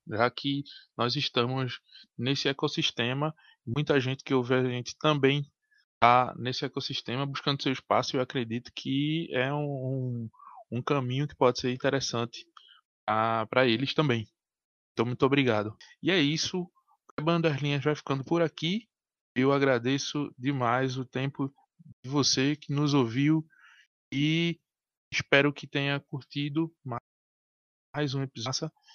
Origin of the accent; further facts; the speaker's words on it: Recife, Pernambuco, Brazil; Nós somos de Recife.